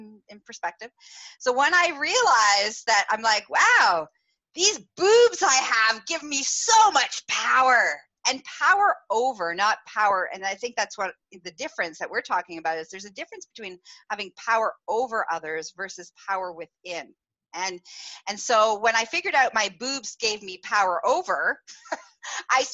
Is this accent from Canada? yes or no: yes; Canada; growing up in Canada